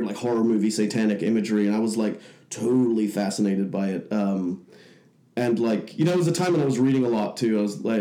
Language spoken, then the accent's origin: English; Hong Kong; moved away as an adult; also born or lived in Leicester, England; now in Bay Area, United States; I was born in Leicester, but when I was around six, my family moved to Hong Kong, which was at that time a British colony. So it was like picking up and moving to another state or something like that. You know, you could just do that and start working there. And so I grew up from the age of like six to the age of 18 there in Hong Kong